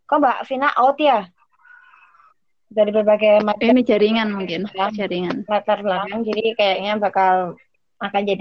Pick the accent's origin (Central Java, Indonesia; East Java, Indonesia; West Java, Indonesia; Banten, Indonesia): East Java, Indonesia; Surabaya; now in Jakarta, Indonesia; gue asli Surabaya tapi sekarang lagi di Jakarta.